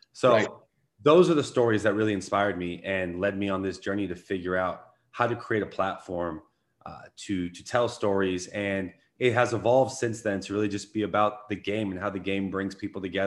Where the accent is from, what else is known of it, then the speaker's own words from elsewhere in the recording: Los Angeles, California, United States; I grew up in Los Angeles. And being a kid in Los Angeles